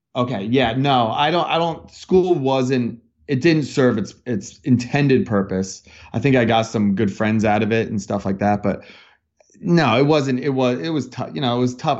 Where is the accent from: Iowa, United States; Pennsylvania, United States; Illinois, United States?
Pennsylvania, United States; Bethlehem; moved away as an adult; now in Los Angeles, United States; I grew up in Bethlehem, Pennsylvania, so it's Bethlehem Steel